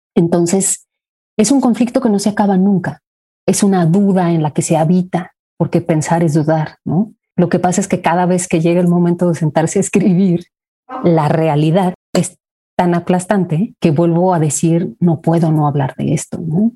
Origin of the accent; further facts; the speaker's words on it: Mexico; soy mexicana